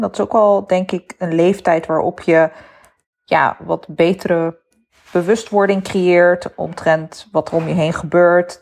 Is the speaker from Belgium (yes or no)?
no; Netherlands; persoonlijke ervaring als een Nederlander met een moslimachtergrond